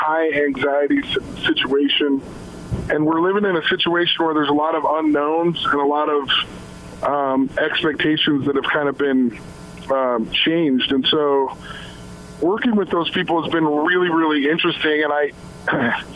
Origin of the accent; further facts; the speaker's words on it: Salt Lake City, Utah, United States; I was from Salt Lake